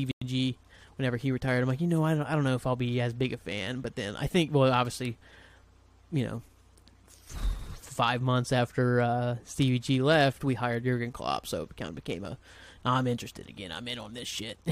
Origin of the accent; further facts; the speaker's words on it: Portsmouth, United States; I'm from Portsmouth